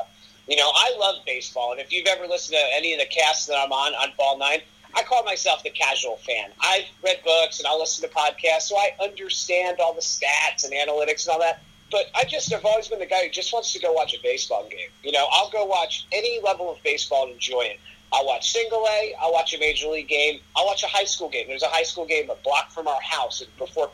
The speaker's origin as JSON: {"language": "English", "town": "Forked River", "region": "New Jersey", "country": "United States", "tie": "born or raised there", "also_born_or_lived": "Greensboro, North Carolina", "moved": "as an adult", "said": "I was in Forked River, which is the exit right before Tom's River"}